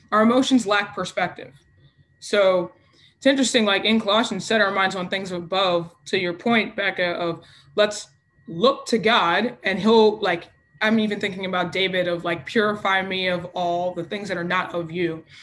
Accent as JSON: {"language": "English", "country": "Nigeria", "said": "I'm Nigerian. We are passionate people."}